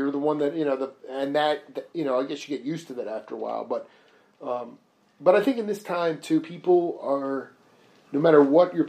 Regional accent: Long Island, New York, United States; now in Tucson, United States; I'm from Long Island. It's just a rat race

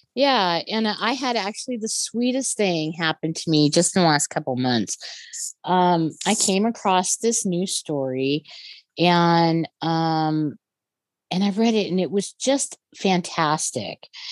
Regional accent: near Telluride, Colorado, United States; my hometown is on is not very far away from Telluride.

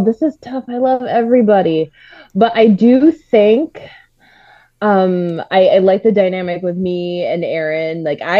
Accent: Michigan, United States; I am from America's High Five. It's Michigan.

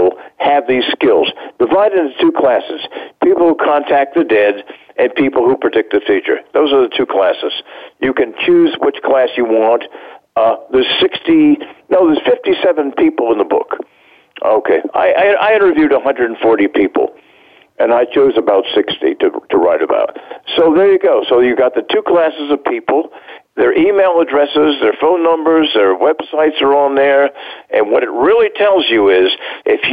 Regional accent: Norfolk, Virginia, United States; I was born and raised in Norfolk, Virginia

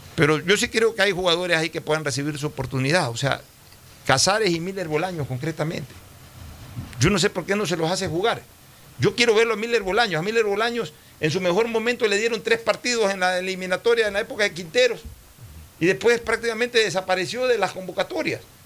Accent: Ecuador; somos los ecuatorianos

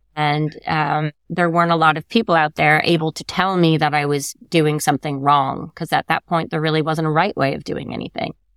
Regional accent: Connecticut, United States; I grew up in Connecticut

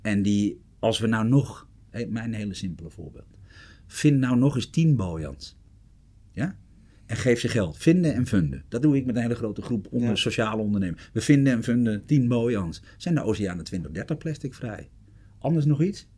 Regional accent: Amsterdam, North Holland, Netherlands; ik kom uit Amsterdam

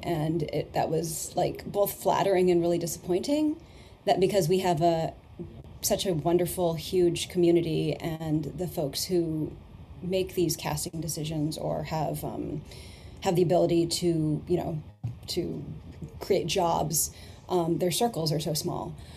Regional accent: Canada; I grew up in Canada

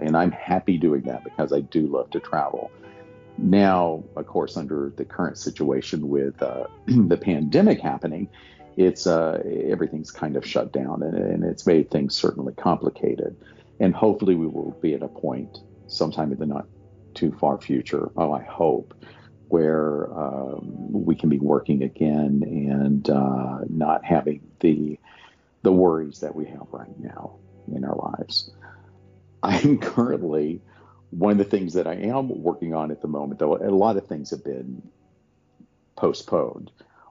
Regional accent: Hazard, Kentucky, United States; also born or lived in Los Angeles; You know, I can't still talk like this because this is how I grew up talking when I was raised in Hazard, Kentucky.

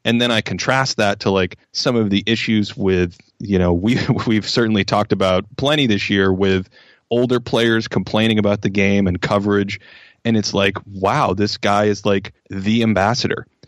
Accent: Boston, Massachusetts, United States; moved away as an adult; now in Los Angeles, United States; I grew up in Boston, which is a, just a crazed sports culture

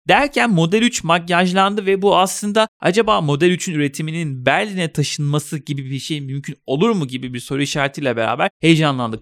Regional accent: Trabzon, Turkey; Ben mesela Trabzonluyum

